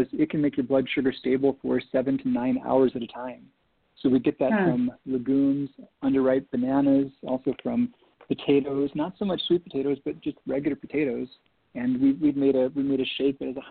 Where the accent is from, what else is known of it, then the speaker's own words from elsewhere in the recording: Minnesota, United States; growing up in Minnesota